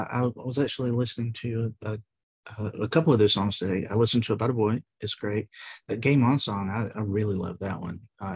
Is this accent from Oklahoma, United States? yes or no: no; South Georgia, United States; I'm in South Georgia. So you're like, for me, Northwest, and I'm right above Florida, like literally.